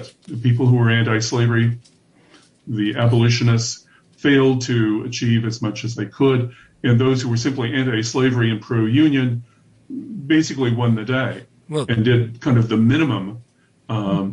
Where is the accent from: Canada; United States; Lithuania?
United States; Iowa; my home state, which was a northern union state